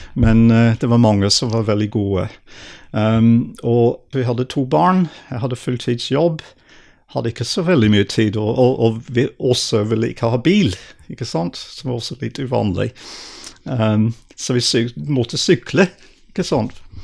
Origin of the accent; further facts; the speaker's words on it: southern England, United Kingdom; Norwegian is a second language; moved away as an adult; also born or lived in Edinburgh, Scotland; now in Norway; jeg vokste opp i England, i Sør-England